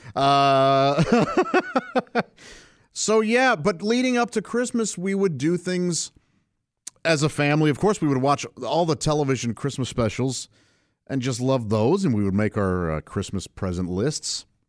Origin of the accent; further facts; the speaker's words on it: St. Louis, Missouri, United States; I grew up in Saint Louis, Missouri, uh, with my parents and three brothers